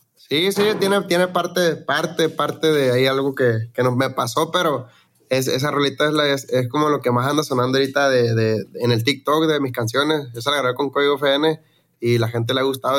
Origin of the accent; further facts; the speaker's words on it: Los Mochis, Sinaloa, Mexico; now in Phoenix, United States; yo soy de Mochis, de Sinaloa, allá de los Mochis